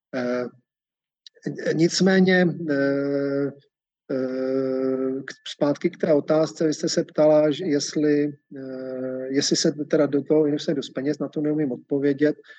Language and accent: Czech; Czechia; u nás v Čechách